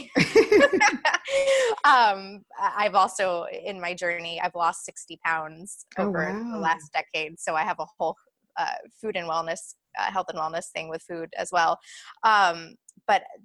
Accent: Atlanta, Georgia, United States; moved away as an adult; now in Los Angeles, United States; I'm born and raised in Atlanta.

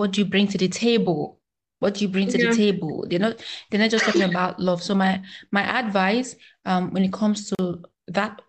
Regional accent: Nigeria; as a Nigerian, as a proud African

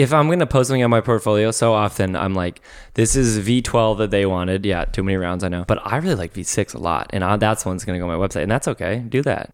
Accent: Minnesota, United States; moved away as an adult; When I moved out here from, uh, Minnesota

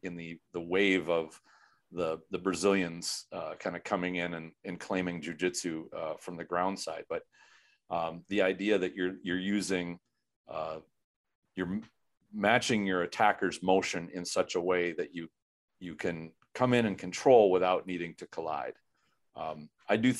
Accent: Minnesota, United States; I'm from Minnesota

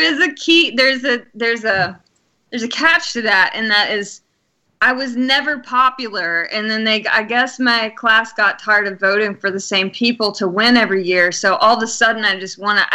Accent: Alabama, United States; I'm from Alabama

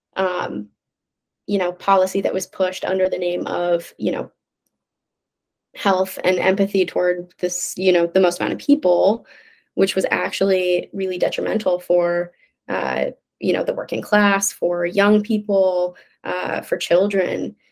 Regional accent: Midwest, United States; now in New York City, United States; I'm from the Midwest

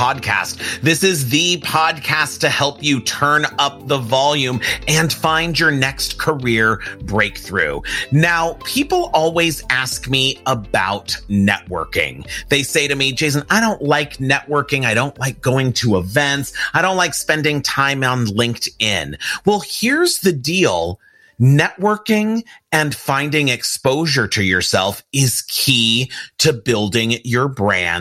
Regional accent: Pasadena, California, United States; I'm an LA, California kid, but I grew up in Pasadena, California

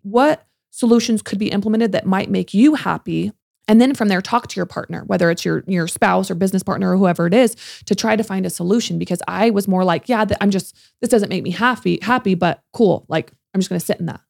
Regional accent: California, United States; moved away as an adult; now in Salt Lake City, United States; I'm from California, I moved here in 2015

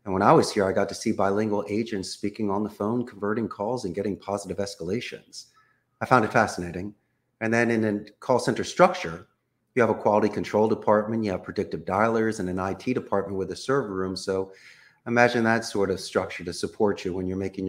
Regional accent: Philadelphia, Pennsylvania, United States; moved away as an adult; now in Costa Rica; I'm originally from Northeast Philadelphia

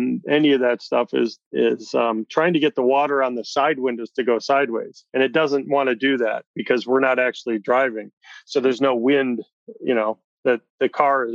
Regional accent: Midwest, United States; we're both from the Midwest

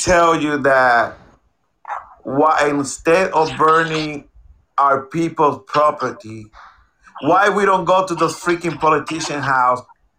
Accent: Puerto Rico; now in United States; I'm coming from Puerto Rico

